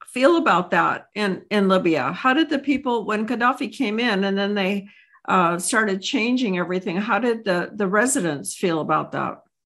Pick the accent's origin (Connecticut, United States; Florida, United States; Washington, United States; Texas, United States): Texas, United States; I am a business owner and I am a mom also a wife, and I hail from Texas